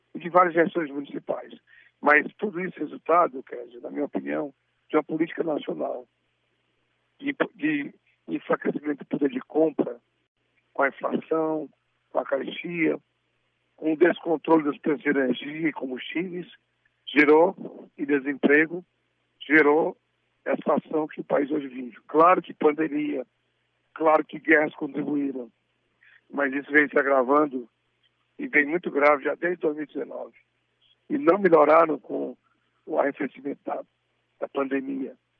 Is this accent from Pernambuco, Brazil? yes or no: no; Crateús, Ceará, Brazil; como Crateus, também minha terra